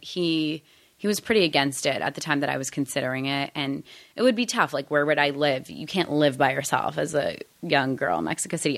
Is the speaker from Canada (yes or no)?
yes; Toronto, Ontario, Canada; moved away as an adult; now in United States; I grew up in Canada